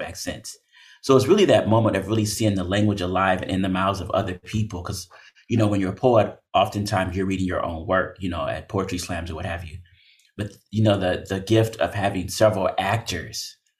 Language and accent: English; Oakland, California, United States; I was born and raised in Oakland, California